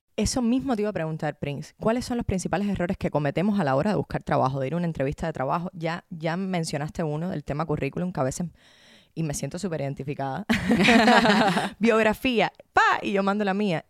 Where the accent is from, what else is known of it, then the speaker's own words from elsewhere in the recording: Havana, Cuba; moved away; a La Habana, a mi tierra